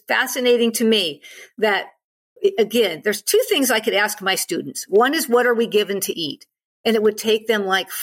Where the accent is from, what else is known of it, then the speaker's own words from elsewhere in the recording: United States; I'm an American. I'm from the United States.